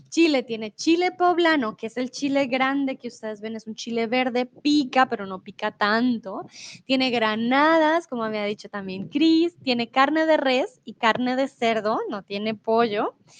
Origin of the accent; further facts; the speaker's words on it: Colombia; now in Mexico; yo soy de Colombia, pero eh, en estos momentos vivo en México.